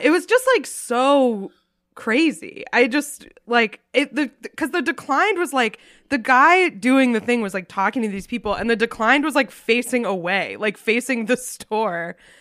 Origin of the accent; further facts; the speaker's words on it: New England, United States; I was raised in New England